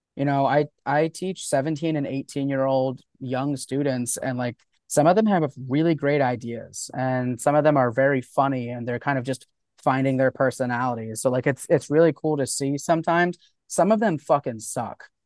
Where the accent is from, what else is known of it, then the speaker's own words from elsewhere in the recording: Florida, United States; also born or lived in New York; I grew up down here. I've, I've been living in Florida since I was, like, three years old